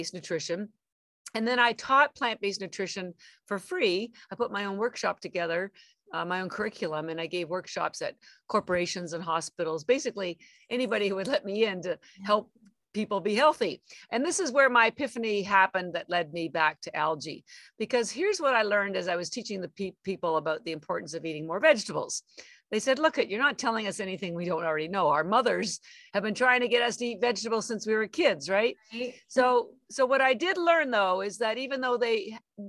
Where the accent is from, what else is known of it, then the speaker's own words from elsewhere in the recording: Canada; moved away as an adult; now in Boston, United States; I'm actually Canadian. I've lived in Boston, Massachusetts for 33 years, but I am from Canada and my family's still in Canada.